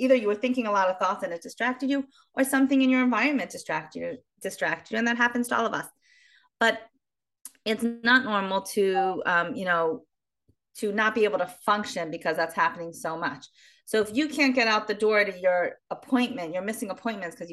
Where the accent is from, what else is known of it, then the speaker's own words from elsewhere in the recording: Baltimore, Maryland, United States; now in Israel; originally, I'm from Baltimore, Maryland, but I live in Israel for many years.